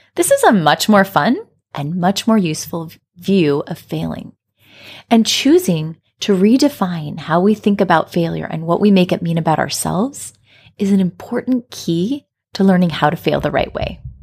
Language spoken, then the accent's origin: English; Colorado, United States; I grew up in Colorado in the United States